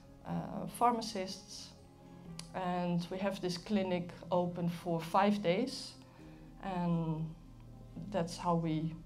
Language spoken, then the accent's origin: English; Netherlands; moved away; I'm from the Netherlands, and I've been coming to Crossroads for a long, long time.